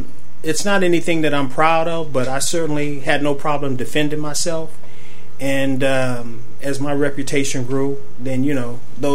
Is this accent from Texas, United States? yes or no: yes; Dallas, Texas, United States; when I was a kid growing up in Texas